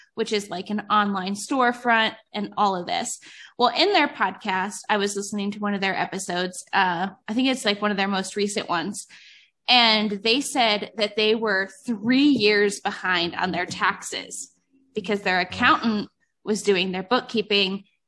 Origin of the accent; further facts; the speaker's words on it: Cleveland, Ohio, United States; now in Northern Nevada, United States; I moved to Northern Nevada. Um, I'm originally from Cleveland